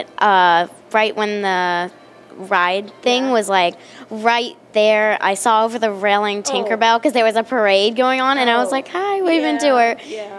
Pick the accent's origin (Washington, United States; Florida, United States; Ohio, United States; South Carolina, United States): Florida, United States; I grew up in Florida going to Disney World.